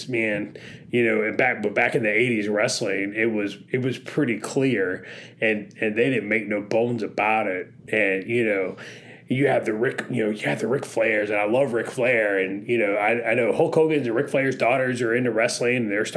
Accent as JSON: {"language": "English", "region": "North Florida", "country": "United States", "tie": "born or raised there", "said": "I grew up in North Florida."}